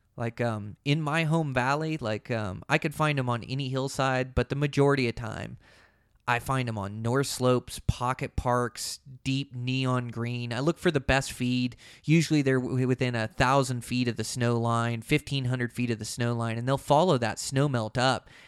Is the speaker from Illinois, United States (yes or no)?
no; Montana, United States; in my home state of Montana